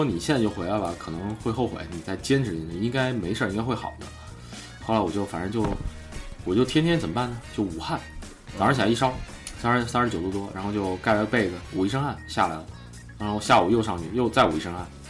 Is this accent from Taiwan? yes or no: no; China; 然后我们中国人呢也念，他 他们好像就是说希望我们可能加入基督教吧